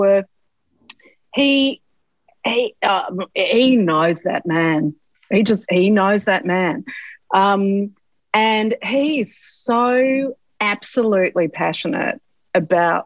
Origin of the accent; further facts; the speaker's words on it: eastern seaboard, Australia; I'm someone from the Eastern Seaboard.